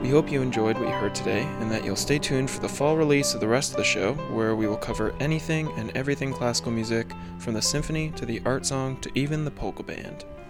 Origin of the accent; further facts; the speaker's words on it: Martinsville, New Jersey, United States; I am from Martinsville, New Jersey